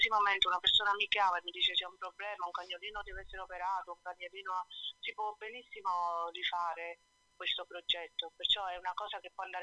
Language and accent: Italian; Naples, Campania, Italy; moved away as an adult; now in Bra, Italy; Io vivo a Bra, in Piemonte, però sono napoletana.